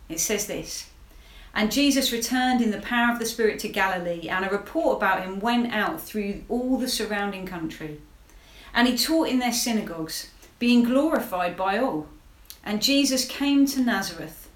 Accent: Hastings, South East England, United Kingdom; I'm from Hastings, which is actually one of the most deprived towns in the country

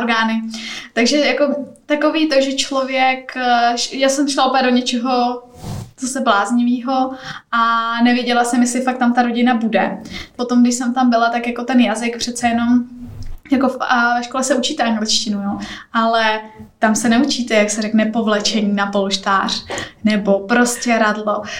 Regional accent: Teplice District, North Bohemia, Ústí nad Labem Region, Czechia; moved away as an adult; also born or lived in Prague; Já pocházím ze severních Čech, z Teplicka, z takové malé vesnice

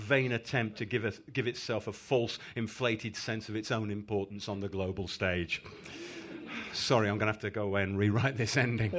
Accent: United Kingdom; being British.

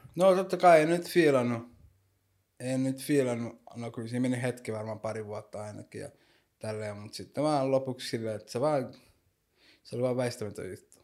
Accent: Helsinki, Uusimaa, Finland; mä oon syntynyt Suomessa ja kasvanut täällä

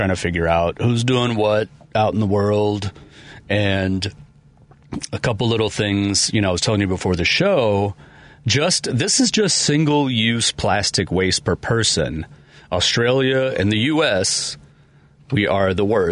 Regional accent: Chicago, Illinois, United States; I live in the city. I'm from Chicago.

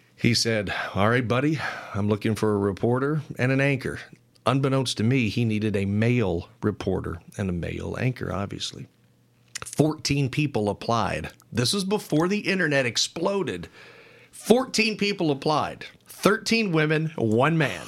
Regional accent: Louisville, Kentucky, United States; moved away as an adult; also born or lived in Hazard, Kentucky / Knott County, Kentucky / Morehead, Kentucky; now in Lexington, United States; I grew up in Louisville, played ball at Moorhead

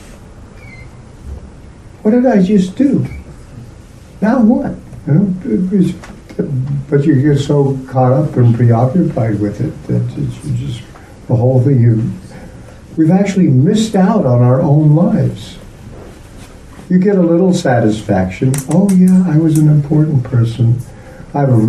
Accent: United States; I'm from America

